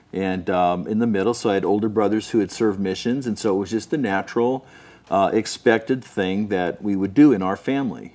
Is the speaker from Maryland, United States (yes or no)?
no; Southern California, United States; also born or lived in Salt Lake City, Utah; I grew up mostly in Southern California